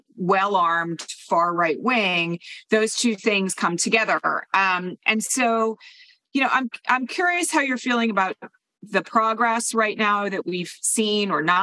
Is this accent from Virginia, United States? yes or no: no; New Hope, Pennsylvania, United States; I grew up in New Hope, Pennsylvania